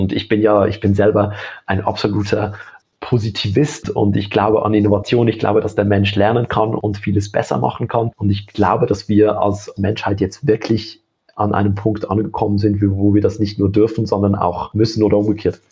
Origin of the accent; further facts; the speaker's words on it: Switzerland; bei uns in der Schweiz